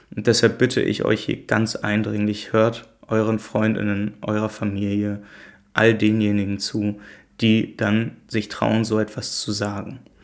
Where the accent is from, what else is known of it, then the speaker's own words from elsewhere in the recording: Germany; ich komme aus Deutschland wie die meisten von euch